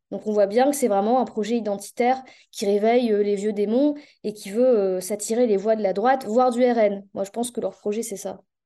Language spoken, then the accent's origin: French; the North, Hauts-de-France, France; je suis à Lille, donc je viens du Nord